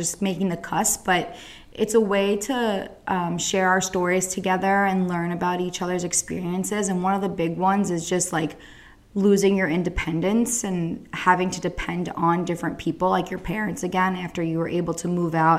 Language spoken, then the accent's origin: English; Central New Jersey, United States; I'm from New Jersey, Central Jersey